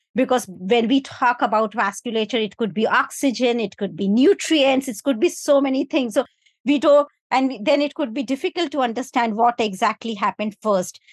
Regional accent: India; now in United Kingdom; I come from India

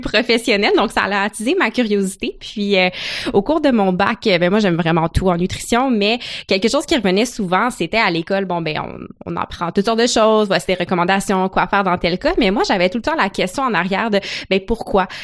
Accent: Gatineau, Quebec, Canada; moved away as an adult; also born or lived in Ottawa; now in Montreal, Canada; je suis originaire de Gatineau, donc j'ai passé toute ma vie à Gatineau, Ottawa

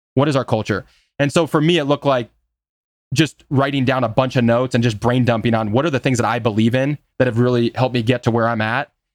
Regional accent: Des Moines, Iowa, United States; I'm from Des Moines, as we've talked about, which is just a small midtown city

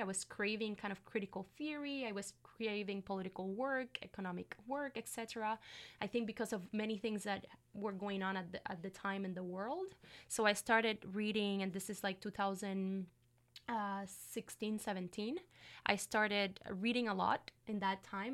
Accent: Puerto Rico; first language Spanish; English is a second language; moved away as an adult; also born or lived in Montreal, Canada / Kingston, Canada; now in Canada; I'm from Puerto Rico, in the Caribbean

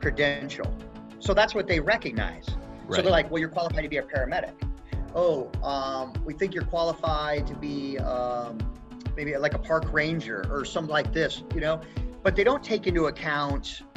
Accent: Elkhart, Indiana, United States; also born or lived in Niles, Michigan; I'm a Midwest boy, so I grew up in like Elkhart, Indiana. I was born in Niles, Michigan

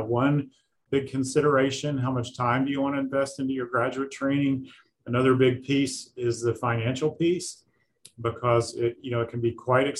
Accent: rural Southwestern Virginia, United States; moved away as an adult; now in Lexington, Kentucky, United States; I grew up in rural Southwestern Virginia

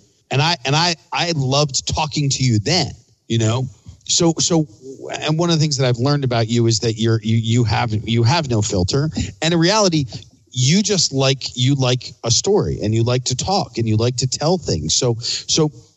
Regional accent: Philadelphia, Pennsylvania, United States; I'm from Philly

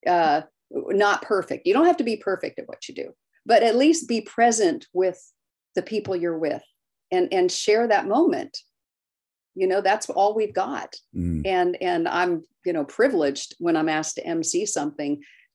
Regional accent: Maryland, United States; moved away; But I grew up in Maryland

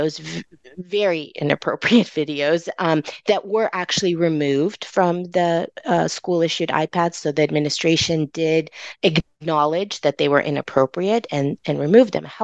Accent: California, United States; California is my home. I don't know any other home outside

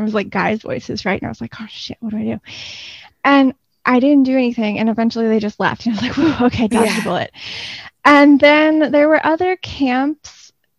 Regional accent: Gulf Coast, United States; I grew up on the Gulf Coast and beaches and springs and rivers and caves and sinks and all of those things are always just like really interesting to me.

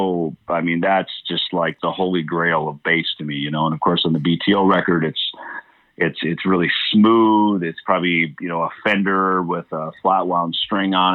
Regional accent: Minnesota, United States; moved away; when we were growing up in Minnesota

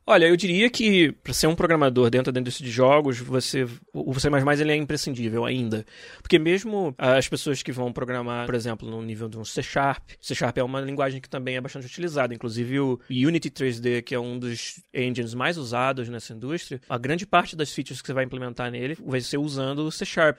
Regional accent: Niterói, Rio de Janeiro, Brazil; em Niterói, no estado do Rio, de onde eu nasci

